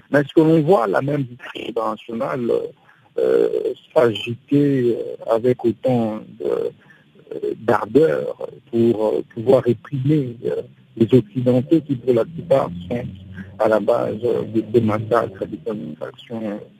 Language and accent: French; DR Congo